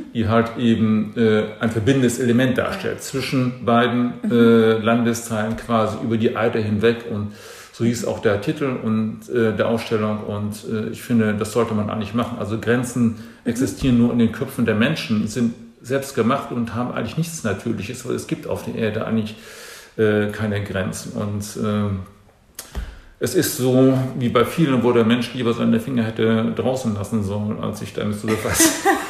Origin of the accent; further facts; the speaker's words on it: Dithmarschen, Schleswig-Holstein, Germany; also born or lived in Mönchengladbach, North Rhine-Westphalia; Ich bin ja eigentlich gebürtiger Rheinländer, mhm. komme aus München-Gladbach mhm. und lebe seit meinem zehnten Lebensjahr mit ähm, einigen Aussetzern ähm, hier oben in Dithmarschen und an der Küste